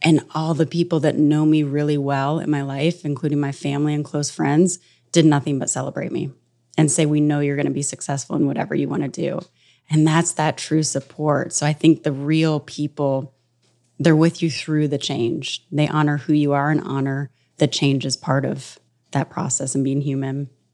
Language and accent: English; North Carolina, United States; moved away; also born or lived in New York; growing up in North Carolina from when I was twelve